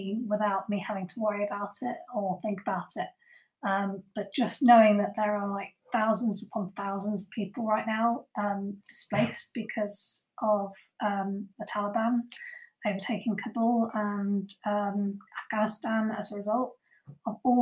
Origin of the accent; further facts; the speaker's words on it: England, United Kingdom; I was born in Britain, in England